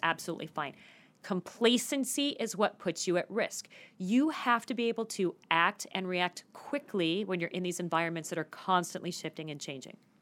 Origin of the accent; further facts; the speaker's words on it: Phoenix, Arizona, United States; I grew up in Phoenix and I never got to shovel snow.